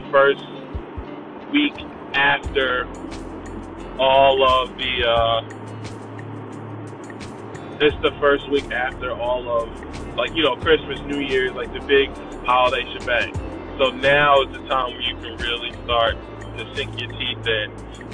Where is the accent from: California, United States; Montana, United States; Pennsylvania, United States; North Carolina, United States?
Pennsylvania, United States; Philadelphia; I'm from Philadelphia, Philly